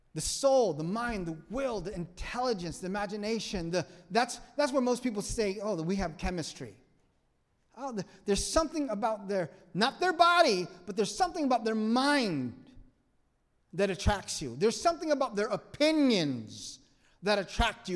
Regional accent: Vietnam; English is a second language; moved away; I'm from a third world country. I'm from Vietnam. I don't know your language.

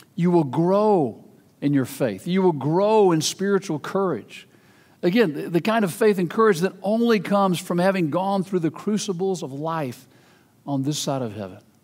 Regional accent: United States; American Christians

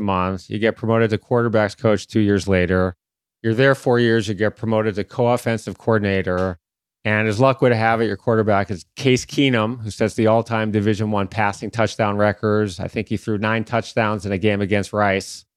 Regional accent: Detroit, Michigan, United States; my hometown team, the Detroit Tigers

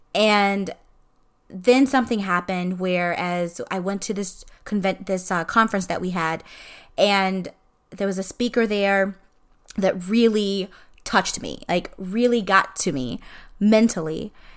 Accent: Illinois, United States; moved away as an adult; now in Florida, United States; I was born and raised in Illinois. So Illinois is always home

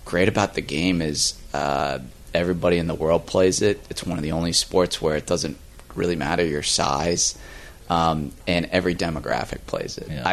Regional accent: Virginia, United States; now in Florida, United States; Growing up in Virginia

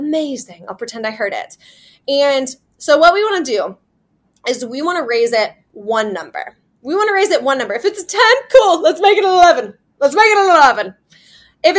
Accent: Iowa, United States; now in Kansas City, United States; I'm from Iowa. I live in Kansas City. My hometown's in Iowa.

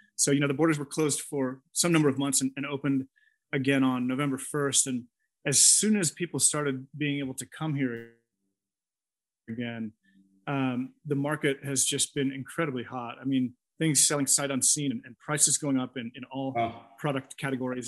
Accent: near San Francisco, California, United States; moved away as an adult; now in Costa Rica; I grew up uh, near San Francisco

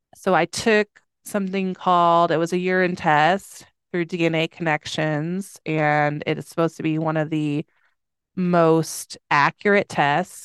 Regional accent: Schaumburg, Illinois, United States; I grew up in Illinois

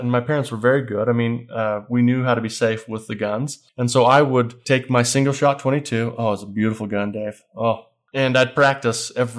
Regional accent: Grouse Creek, Utah, United States

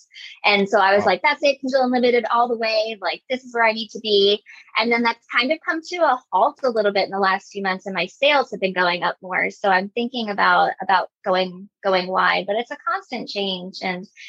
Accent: New York, United States; I grew up in New York

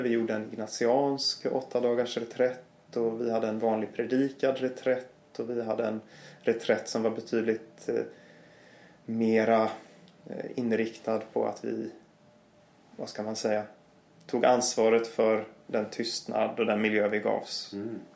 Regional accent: Gothenburg, Västra Götaland, Sweden; moved away; jag kommer ju från Göteborg

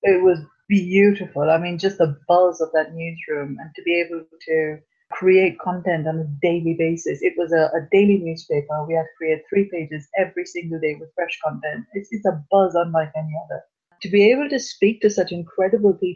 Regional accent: Pune, Maharashtra, India; moved away as an adult; also born or lived in Manchester, United Kingdom; now in Grimsby, United Kingdom; my hometown of Pune

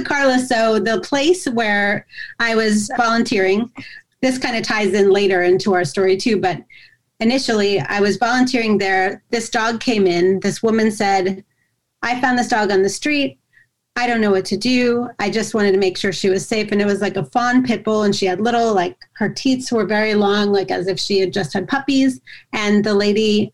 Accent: Yardley, Pennsylvania, United States; my hometown of Yardley, Pennsylvania

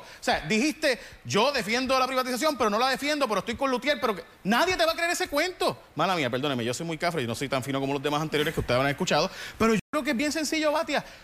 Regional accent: San Lorenzo, Puerto Rico; now in San Juan, Puerto Rico; yo soy de San Lorenzo. Yo vivo en San Juan, pero, pero soy de San Lorenzo

